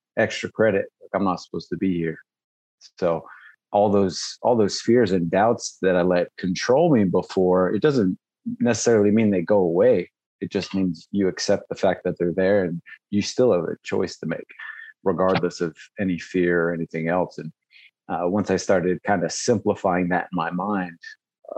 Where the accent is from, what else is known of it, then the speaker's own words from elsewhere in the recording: Las Vegas, Nevada, United States; I grew up in Vegas